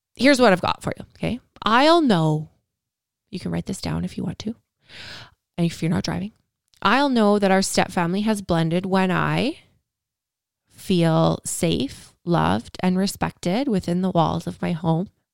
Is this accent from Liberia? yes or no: no; Canada; I'm Canadian